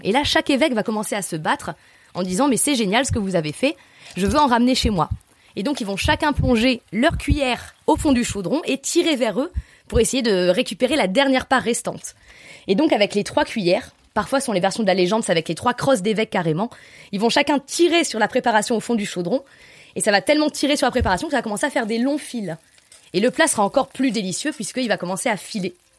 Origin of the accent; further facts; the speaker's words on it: Nasbinals, Occitania, France; je suis originaire de l'Aubrac, côté lozérien de l'Aubrac, du côté de Nasbinal.